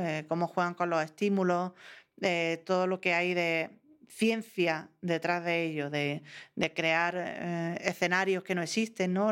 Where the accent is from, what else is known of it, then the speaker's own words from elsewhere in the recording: Granada, Andalusia, Spain; also born or lived in Madrid; Me había ido a Madrid, volví a mi tierra, que era Granada.